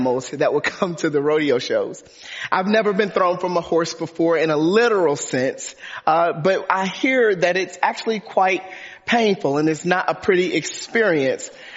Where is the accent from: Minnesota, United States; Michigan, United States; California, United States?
Michigan, United States; Detroit; I grew up in Detroit, Michigan.